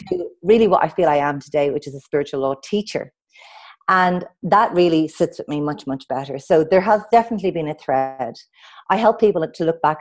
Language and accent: English; Dublin, Leinster, Ireland; I grew up in Dublin with two wonderful parents